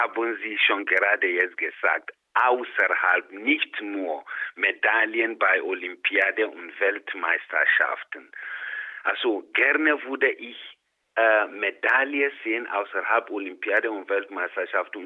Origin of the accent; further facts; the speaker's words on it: Ghana; moved away as an adult; now in Innsbruck, Austria; ich bin in Ghana geboren, aufgewachsen, mit 28 Jahren nach Österreich gekommen